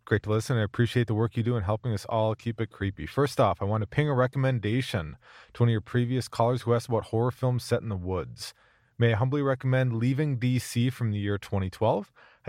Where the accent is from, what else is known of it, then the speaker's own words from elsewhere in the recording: United Kingdom; I think as a Brit, it has a certain charm and definitely plays with the kind of social construct that we have over here.